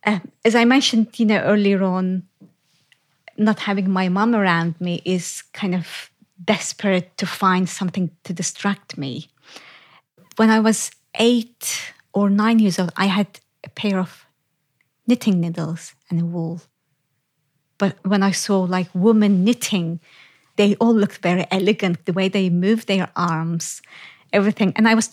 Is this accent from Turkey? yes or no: yes; Turkey; English is a second language; But I had to travel from my hometown to west of Turkey, Izmir, to study.